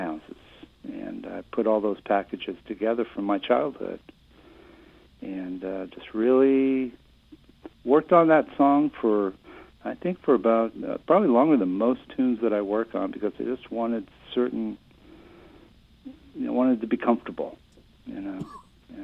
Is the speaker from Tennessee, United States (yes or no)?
no; Augusta, Maine, United States; also born or lived in Hallowell, Maine; now in Wayne, United States; I grew up in Augusta, in Hollowell